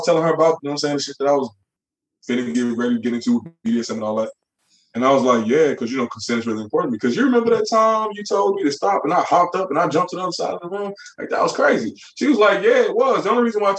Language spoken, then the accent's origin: English; Chicago, Illinois, United States; In Chicago, when I was growing up